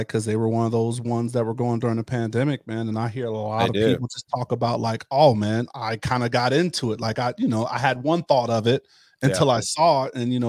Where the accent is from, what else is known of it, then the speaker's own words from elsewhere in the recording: Pittsburgh, Pennsylvania, United States; since I moved here from Pittsburgh, like I used to come out with the Steelers a lot.